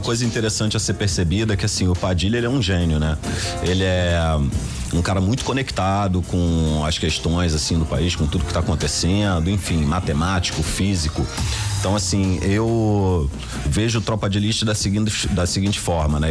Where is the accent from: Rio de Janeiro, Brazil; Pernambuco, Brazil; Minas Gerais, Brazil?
Rio de Janeiro, Brazil; eu na época morava na Vila Kennedy, né? na favela da Metral, onde eu fui criado.